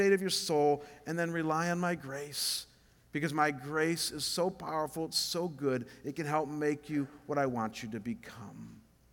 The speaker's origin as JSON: {"language": "English", "town": "Cleveland", "region": "Ohio", "country": "United States", "moved": "as an adult", "lives_now": "Scottsdale, United States", "said": "I'm from Cleveland"}